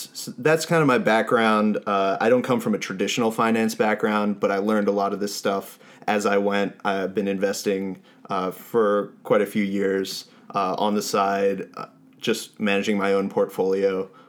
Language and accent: English; Allentown, New Jersey, United States; born or raised there